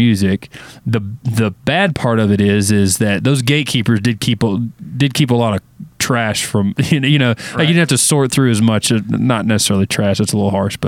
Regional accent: Florida Gulf Coast, United States; also born or lived in Clinton, Arkansas; now in Nashville, United States; I moved to Florida with my mom, and we lived there about 10 years

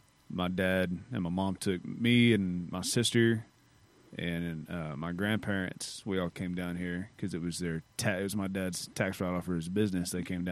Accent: Amarillo, Texas, United States; moved away as an adult; also born or lived in Hereford, Texas / Lubbock, Texas; now in Nashville, United States; So I grew up in Hereford and Amarillo. And then I spent 12 years in Lubbock once I went to college at Texas Tech. I just stayed.

